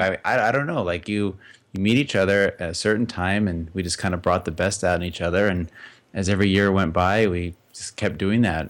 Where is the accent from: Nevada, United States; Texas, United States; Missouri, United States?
Nevada, United States; Las Vegas; I grew up in Las Vegas.